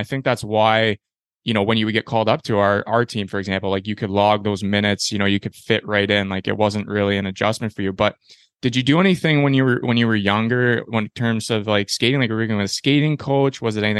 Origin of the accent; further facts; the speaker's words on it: Peterborough, Ontario, Canada; I grew up in Peterborough before, so I know the OHL route